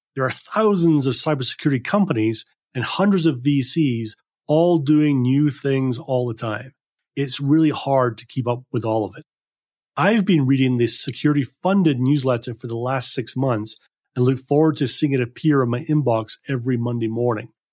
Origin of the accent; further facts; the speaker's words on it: Scotland, United Kingdom; I grew up in Scotland